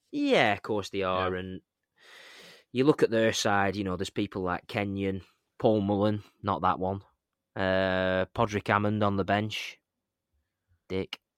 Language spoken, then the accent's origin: English; East Lancashire, North West England, United Kingdom; We're from East Lancashire.